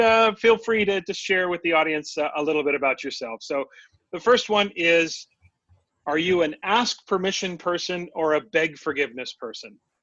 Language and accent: English; West Coast, United States; Growing up on the West Coast